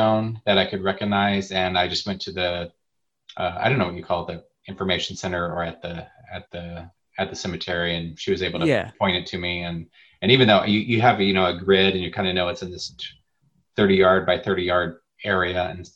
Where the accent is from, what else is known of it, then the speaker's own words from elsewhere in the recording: Nebraska, United States; I'm from Nebraska